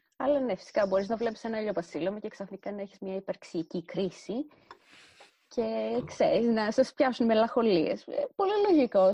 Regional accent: Thessaloniki, Central Macedonia, Greece; also born or lived in Rethymno (ancestry); η πόλη μου να είναι ανοιχτή προς άτομα LGBTQIA

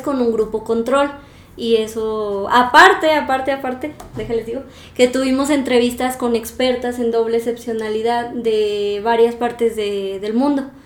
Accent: Aguascalientes, Mexico; moved away as an adult; now in Morelia, Mexico; yo soy de Aguascalientes y luego vine a Morelia

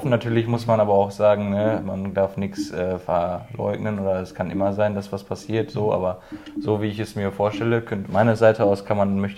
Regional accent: Herdecke, North Rhine-Westphalia, Germany; bei uns in Herdecke

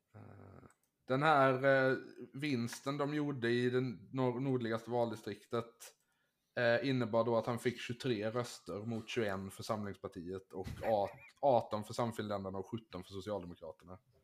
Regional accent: Finland; som finlandssvensk

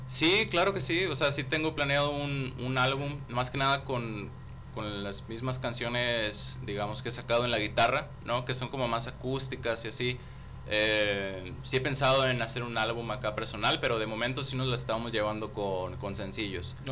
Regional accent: Río Bravo, Tamaulipas, Mexico; Yo nací en Río Bravo, güey. En Río Bravo, Tamaulipas.

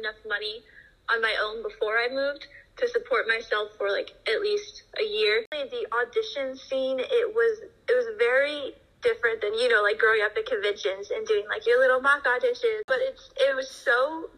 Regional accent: Portland, Oregon, United States; moved away as an adult; also born or lived in Los Angeles, California; now in North Idaho, United States; I'm originally from Portland, Oregon.

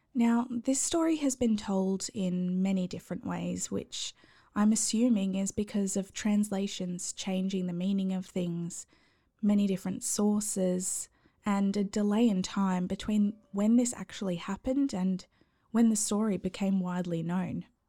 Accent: Australia; accent: Aussie; my awful Aussie accent

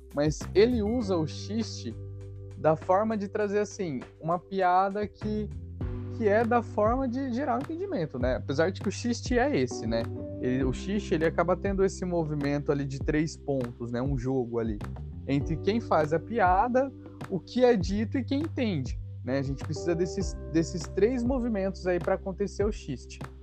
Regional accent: Brazil; somos nós brasileiros

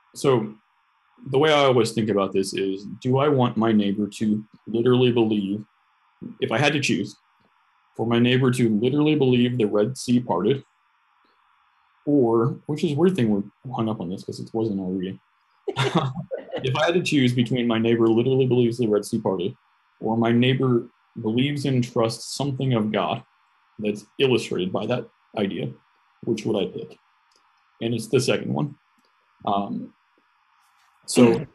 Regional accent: United States; as an American, especially, um, I was raised on a steady diet of independence

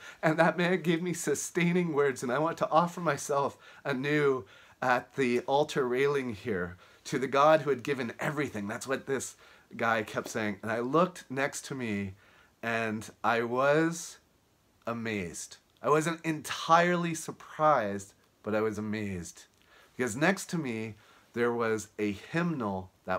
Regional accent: Halifax, Nova Scotia, Canada; now in Fort Worth, United States; I'm speaking to you from Fort Worth, Texas, but I'm originally from Halifax, Nova Scotia.

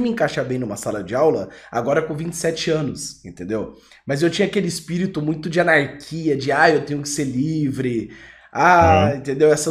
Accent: Goiânia, Goiás, Brazil; sou de Goiânia

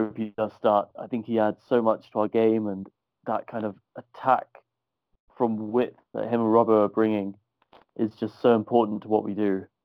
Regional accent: Ireland; accent: thick Irish brogue; you can tell from my accent, my thick Irish brogue

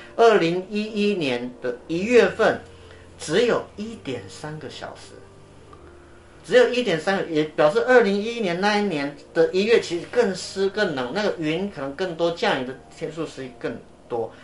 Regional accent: Yilan County, Taiwan; 我的老家宜兰

